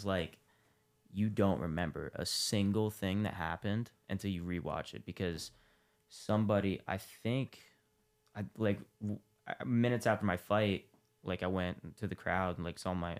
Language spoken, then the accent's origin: English; Columbus, Ohio, United States; I'm from Columbus.